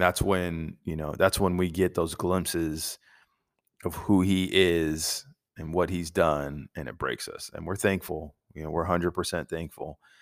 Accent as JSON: {"language": "English", "country": "United States", "said": "us as American Christians"}